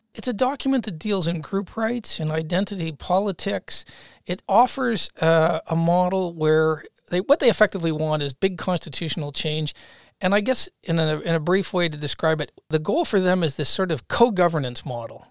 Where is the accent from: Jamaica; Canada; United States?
Canada; moved away; as a Canadian